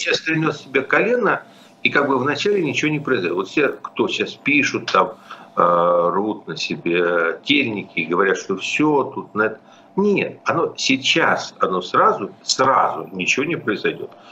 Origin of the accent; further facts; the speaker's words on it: Kyiv, Ukraine; я киевлянин